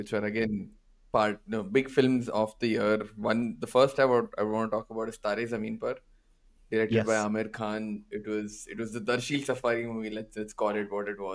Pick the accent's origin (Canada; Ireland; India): India; Being Indian kids